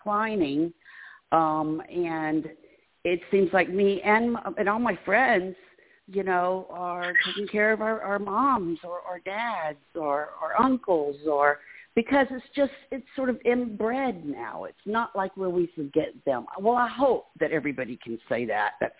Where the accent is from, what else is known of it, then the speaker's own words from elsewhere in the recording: Birmingham, Alabama, United States; moved away; Birmingham, Alabama